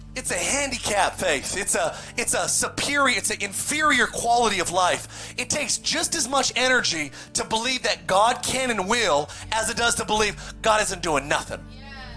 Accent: Palmdale, California, United States; also born or lived in Lancaster, California; growing up in Palmdale in Lancaster, California.

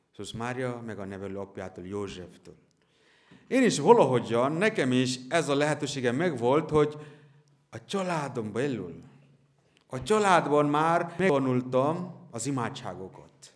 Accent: near Kolkata, West Bengal, India; Hungarian is a second language; now in Hungary; szintén Indiából származom

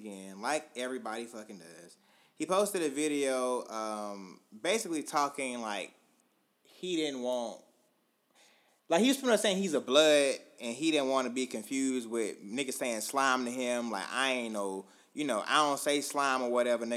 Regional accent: Augusta, Georgia, United States; now in Atlanta, United States; I'm from Augusta, but I live in Atlanta

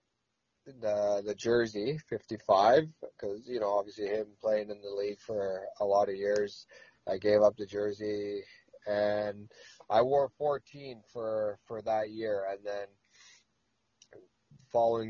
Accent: Nunavut, Canada; moved away; also born or lived in Nashville, Tennessee; growing up in Nunavut, you're used to the pretty chilly temperatures.

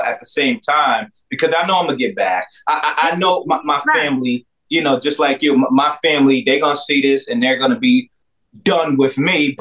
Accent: Peekskill, New York, United States; I'm from Peekskill, New York

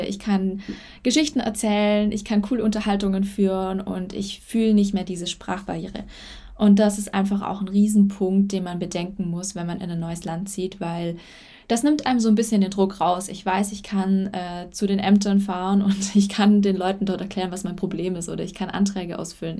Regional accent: Germany; moved away as an adult; now in Spain; ich äh, Deutsche bin, also ich bin in Deutschland geboren

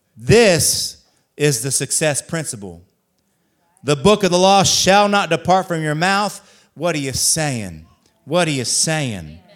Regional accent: Columbus, Ohio, United States; now in St. Augustine, United States; I'm from the Columbus area

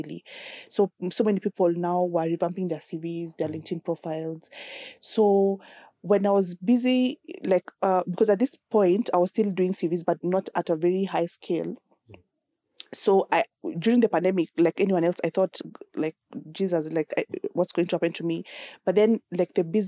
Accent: Nakuru, Nakuru County, Kenya; I grew up in Nakuru on a farm

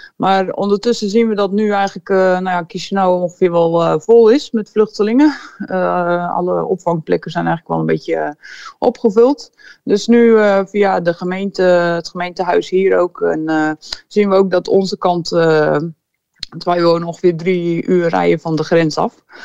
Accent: Netherlands; moved away as an adult; now in Moldova; als Nederlanders

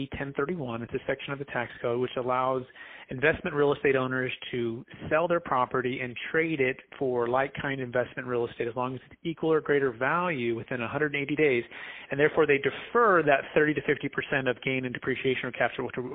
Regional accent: Fremont, California, United States; I grew up in the Bay Area, Mission, San Jose, Fremont, in California

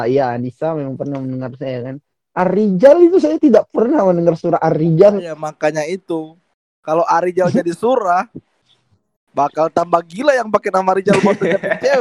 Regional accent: Penajam Paser Utara, East Kalimantan, Indonesia; Aku asalnya dari Kalimantan Timur ya, dari Kabupaten Penajam Pasir Utara yang katanya mau jadi ibu kota.

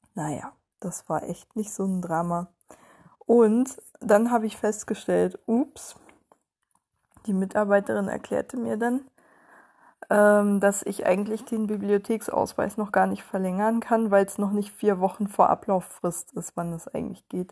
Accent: Germany; als Deutsche

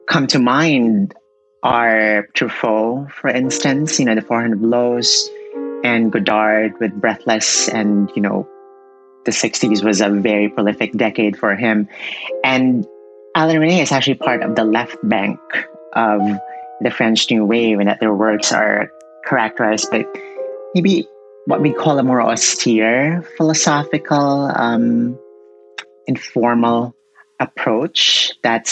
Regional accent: Philippines; I was born and raised in the Philippines

